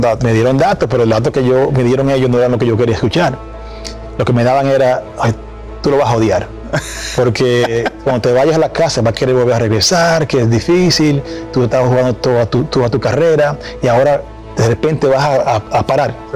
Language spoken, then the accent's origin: Spanish; Dominican Republic; estar en esos cinco dominicanos en el Salón de la Fama